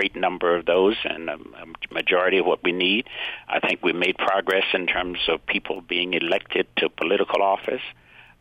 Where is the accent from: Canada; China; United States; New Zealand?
United States; Georgia; I grew up in Georgia during the separate but equal days